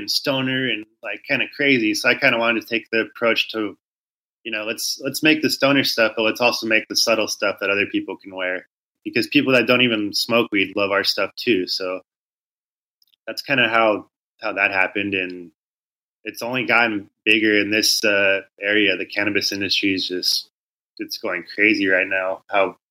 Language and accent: English; Southern California, United States; I grew up in Southern California